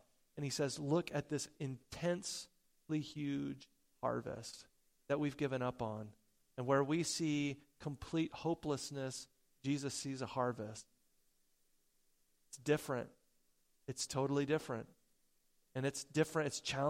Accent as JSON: {"language": "English", "town": "Porterville", "region": "California", "country": "United States", "tie": "born or raised there", "said": "I grew up down in Porterville, California for junior high and high school, and I got my first job in Orange Grove. down there."}